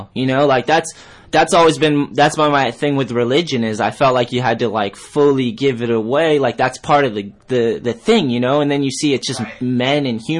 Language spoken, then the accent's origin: English; Brockton, Massachusetts, United States; also born or lived in New Bedford, Massachusetts / Fall River, Massachusetts; I grew up in Brockton and in New Bedford and Fall River on the East Coast